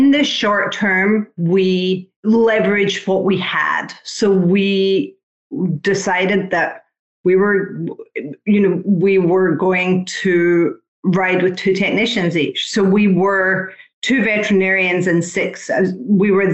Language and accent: English; United Kingdom; also born or lived in Ocala, Florida; now in Palm City, United States; I'm British